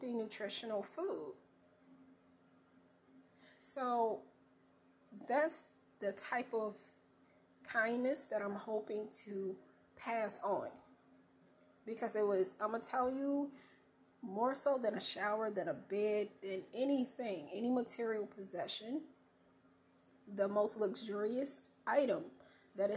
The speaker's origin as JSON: {"language": "English", "region": "North Carolina", "country": "United States", "tie": "born or raised there", "said": "I'm a country girl born and raised in North Carolina"}